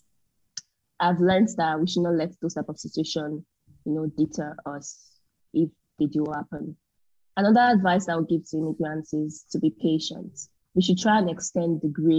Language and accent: English; Nigeria; moved away as an adult; That's the main language that we use to communicate in Nigeria. That was the language that was used to, that was trained on while I was in primary school, secondary school, university.